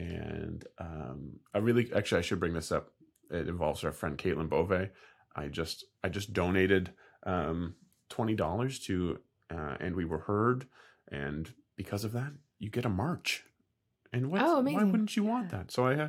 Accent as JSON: {"language": "English", "country": "Canada", "said": "I'm I'm the Canadian"}